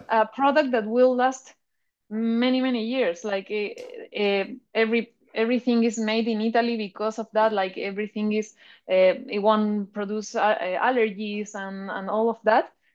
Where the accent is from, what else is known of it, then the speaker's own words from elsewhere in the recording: Chile; I'm a Bitcoin artist from Chile